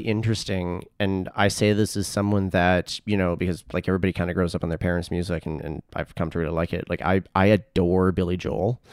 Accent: Edmonton, Alberta, Canada; moved away as an adult; also born or lived in Toronto; where I grew up in Southwest Edmonton

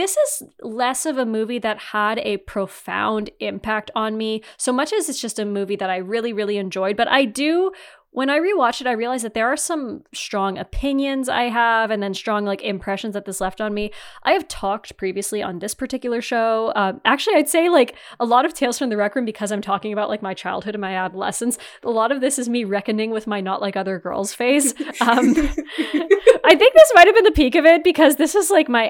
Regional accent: Northeastern Ontario, Canada; moved away; also born or lived in Waterloo, Ontario; I'm not from the Midwest, obviously. I'm from Northeastern Ontario

